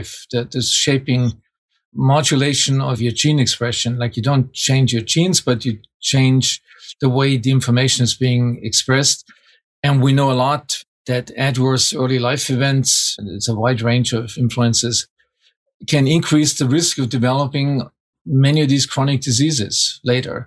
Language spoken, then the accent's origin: English; small town outside of Munich, Bavaria, Germany; moved away; it's outside of Munich, small town outside of Munich.